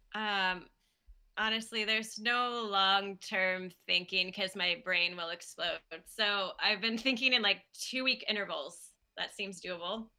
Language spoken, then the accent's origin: English; Kansas City, United States; moved away as an adult; also born or lived in Chicago; now in Milwaukee, United States; I'm from Kansas City